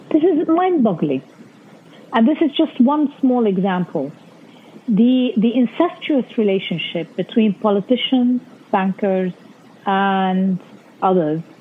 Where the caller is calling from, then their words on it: Beirut, Beirut Governorate, Lebanon; I mean, that's how you know I'm speaking from Lebanon.